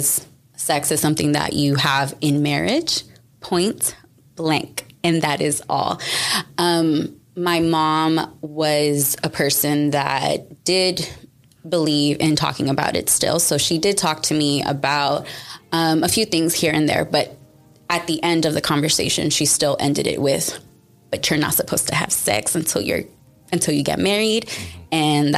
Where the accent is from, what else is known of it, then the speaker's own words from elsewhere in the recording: Houston, Texas, United States; I was born and raised in Houston, Texas